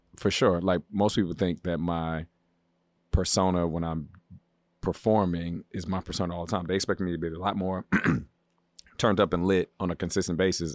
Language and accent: English; Baltimore, Maryland, United States; now in Los Angeles, United States; I'm from the East Coast. I'm from Baltimore